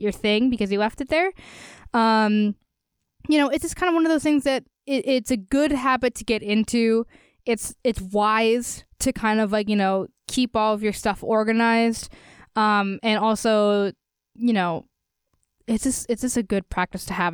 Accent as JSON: {"language": "English", "town": "Easton", "region": "Pennsylvania", "country": "United States", "tie": "born or raised there", "said": "my hometown of Easton"}